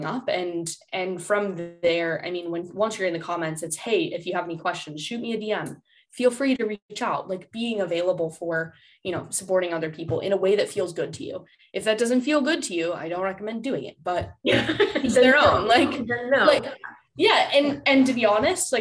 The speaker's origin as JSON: {"language": "English", "town": "Cleveland", "region": "Ohio", "country": "United States", "said": "I'm from Cleveland"}